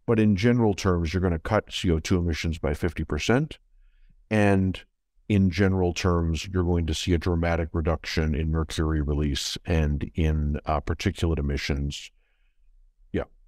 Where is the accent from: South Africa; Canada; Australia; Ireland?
Canada; moved away as an adult; also born or lived in London, United Kingdom; I'm Canadian